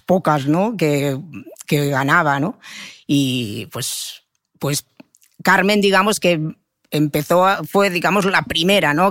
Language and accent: Spanish; Manresa, Catalonia, Spain; yo soy de Manresa